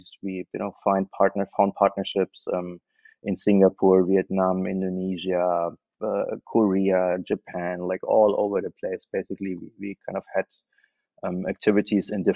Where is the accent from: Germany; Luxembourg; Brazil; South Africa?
Germany; moved away as an adult; also born or lived in Berlin; now in Thailand; I am German, so I moved here from Germany